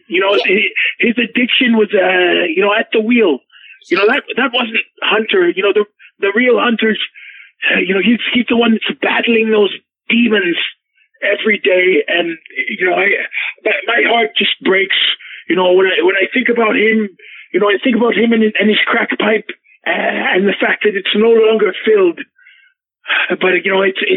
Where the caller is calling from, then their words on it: Vancouver, British Columbia, Canada; I'm actually calling from Vancouver, uh, British Columbia.